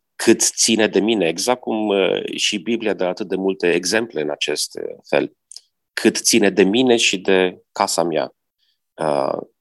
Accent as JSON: {"language": "Romanian", "country": "Romania", "tie": "born or raised there", "also_born_or_lived": "United States", "moved": "yes", "said": "m-am născut în România"}